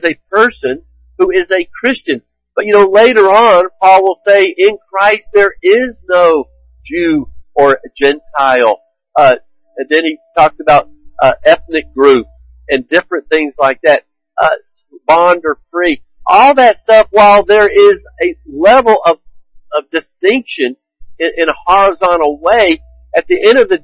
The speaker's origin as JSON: {"language": "English", "country": "United States", "said": "I am an American"}